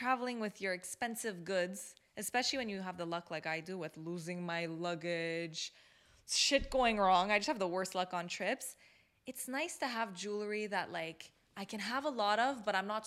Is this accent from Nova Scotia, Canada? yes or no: no; Montreal, Quebec, Canada; we're coming from Canada